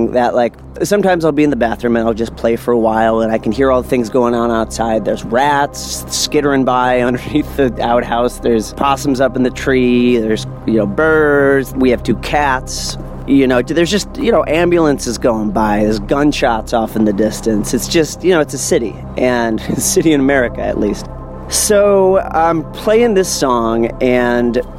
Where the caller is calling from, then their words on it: New Orleans, Louisiana, United States; I'm calling from New Orleans, Louisiana